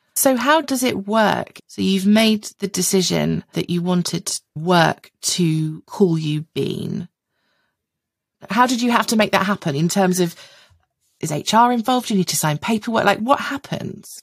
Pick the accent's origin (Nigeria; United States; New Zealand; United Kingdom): United Kingdom; I'm white. I'm British.